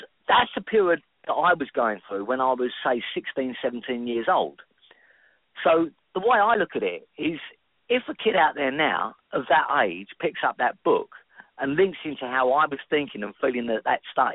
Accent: London, United Kingdom; I've always been a Londoner. I was born in London. I was born in South London. I spent a lot of time in North London. I now live back again in South London in Greenwich

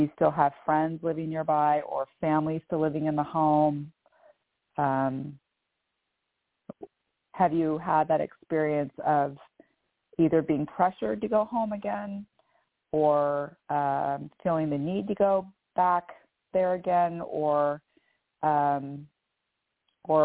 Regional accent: California, United States; moved away as an adult; now in Sarasota, United States; I was born and raised in California, and I still have friends and family in the small city where I was raised

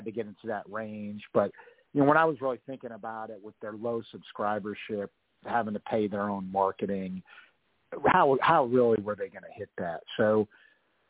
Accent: United States; I'm an American

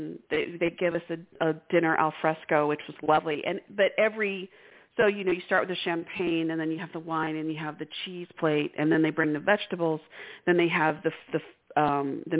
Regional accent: Texas, United States; we're from Texas

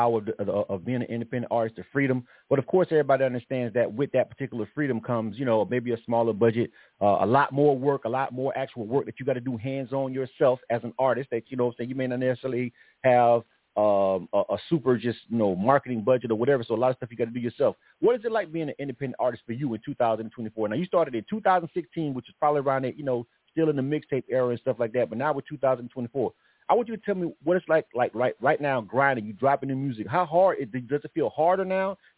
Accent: Florida, United States; now in Atlanta, United States; I'm born and raised in Florida myself. I've been in Atlanta for a long time, but Florida's home for me.

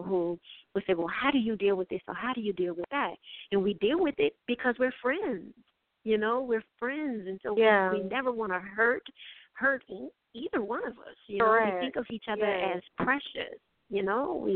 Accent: New Orleans, Louisiana, United States; also born or lived in Montgomery; I came back to New Orleans because I knew I wanted to be back at home

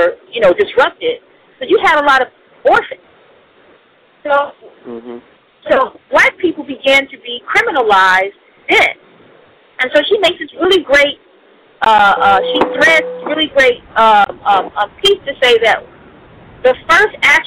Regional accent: United States; As an American

